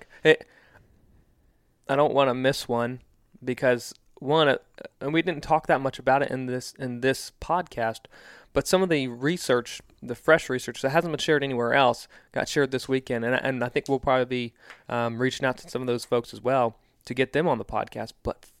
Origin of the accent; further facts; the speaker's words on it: East Coast, United States; now in Midwest, United States; we are Midwesterners. I grew up on the East Coast, but, like, this is home now.